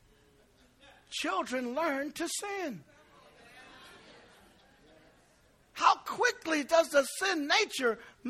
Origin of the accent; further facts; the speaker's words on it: East Chicago, Indiana, United States; I grew up in East Chicago